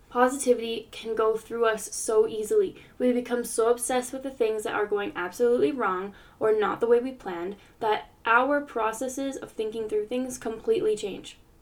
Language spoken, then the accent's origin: English; United States; I grew up in the States